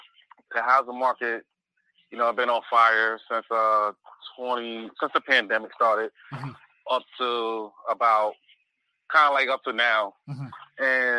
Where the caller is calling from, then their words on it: Connecticut, United States; calling from Connecticut.